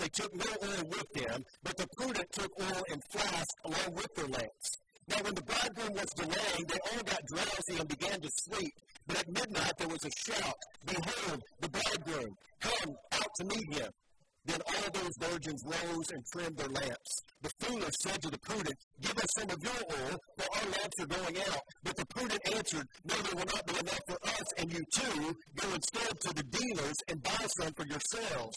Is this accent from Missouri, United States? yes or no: yes; Joplin, Missouri, United States; moved away; my hometown in Joplin, Missouri